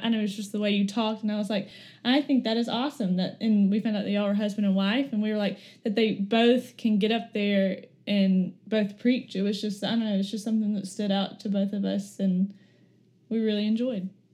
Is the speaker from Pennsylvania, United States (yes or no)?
no; Florence, Alabama, United States; moved away as an adult; now in Birmingham, United States; I am originally from Florence, Alabama, which is about two hours north from here. I grew up playing every sport